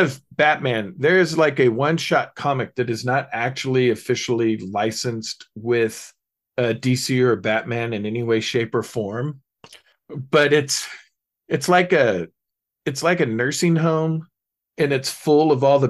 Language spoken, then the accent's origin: English; London, United Kingdom; they have no idea that I'm actually from London.